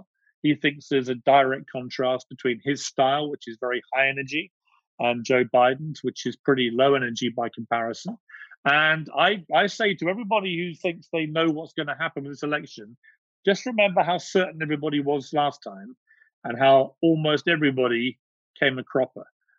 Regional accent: United Kingdom; Yeah, I've always been careful as a Brit not to say how I would vote in the US election

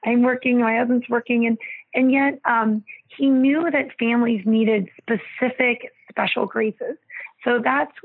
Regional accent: Columbus, Ohio, United States; my hometown, Columbus, Ohio

